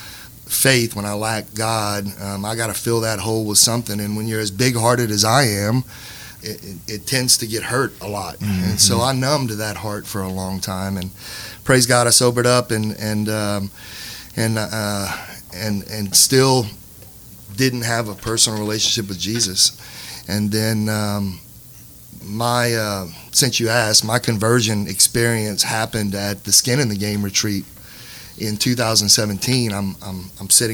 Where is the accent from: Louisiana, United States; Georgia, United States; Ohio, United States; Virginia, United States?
Louisiana, United States; Lafayette; I'm from Lafayette, parishioner at Fatima